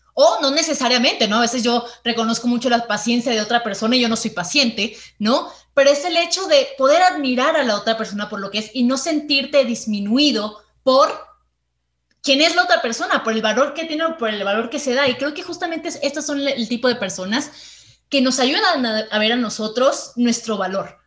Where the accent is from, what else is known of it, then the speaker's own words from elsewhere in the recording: Venezuela; now in Mexico; desde que llegué a México, yo soy venezolana